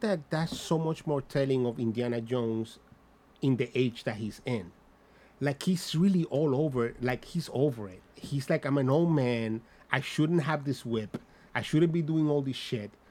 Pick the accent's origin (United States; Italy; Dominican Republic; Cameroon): Dominican Republic; accent: Dominican; my Dominican ass accent